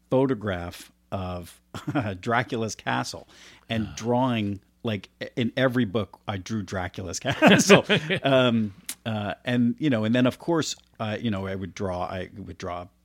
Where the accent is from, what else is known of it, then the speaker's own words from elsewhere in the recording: Florida, United States; also born or lived in New Jersey; now in California, United States; I grew up in Florida